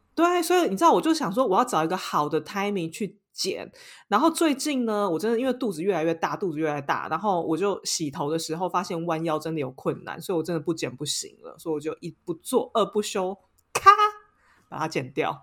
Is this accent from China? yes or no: no; Taiwan; now in Paris, France; 身为一个台湾人